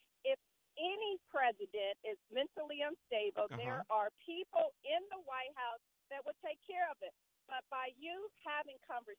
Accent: United States; as an American, I am embarrassed having, been to many countries, living overseas.

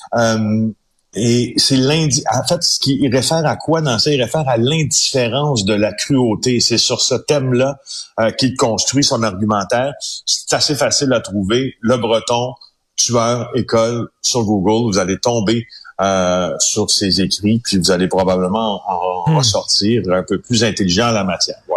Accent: Ville-Marie, Quebec, Canada; parlons d'Abitibi-Témiscamingue parce que c'est là où c'est là où ça se passe, qui, est ma région natale

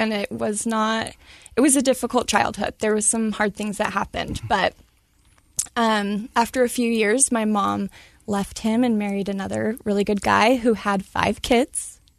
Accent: Medford, Oregon, United States; Oregon. So Medford, Oregon, I was born in.

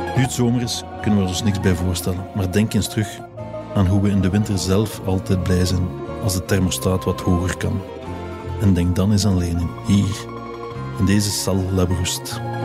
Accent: Drongen, Flanders, Belgium; Als kind woonde ik in Drongen, bij Gent.

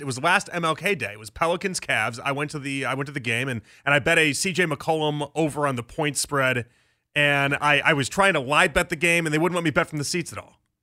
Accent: Chicago, Illinois, United States; I, I grew up in Chicago in the '90s. I was that's when I was a child in the '90s in Chicago

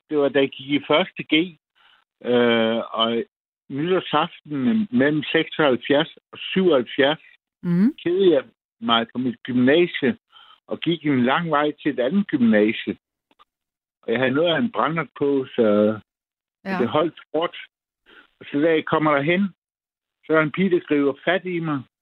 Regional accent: Funen, Southern Denmark, Denmark; mit barndomshjem, en stor, en stor gård øh, på Fyn.

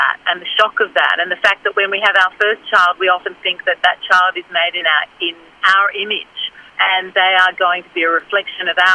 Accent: Australia; I'm an Australian

